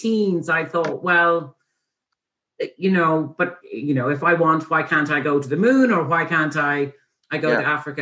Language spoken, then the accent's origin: English; Dublin, Leinster, Ireland; also born or lived in Ethiopia; I grew up in Fox Rock around the corner from the college